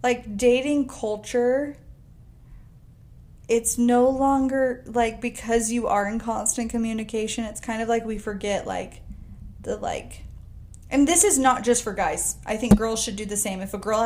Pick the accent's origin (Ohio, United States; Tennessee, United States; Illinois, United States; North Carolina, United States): North Carolina, United States; now in Utah, United States; I'm from North Carolina